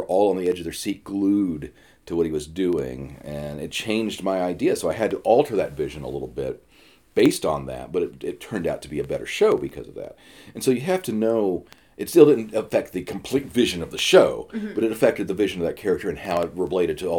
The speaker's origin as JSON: {"language": "English", "town": "Atlanta", "region": "Georgia", "country": "United States", "moved": "yes", "lives_now": "New York, United States", "said": "I'm from Atlanta. I live in New York now"}